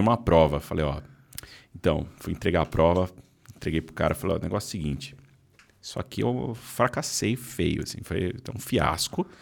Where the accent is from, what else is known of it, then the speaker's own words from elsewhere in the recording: São Paulo, Brazil; also born or lived in Arujá / Mogi das Cruzes; Eu sou de São Paulo. Tá. Morei, morei parte da minha vida em Arujá